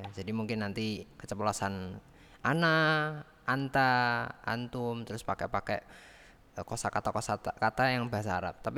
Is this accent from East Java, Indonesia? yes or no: yes; Nganjuk, East Java, Indonesia; Nganjuk itu ya kota Nganjuk ya, kota tempat tinggal saya, tempat saya lahir ya di Nganjuk.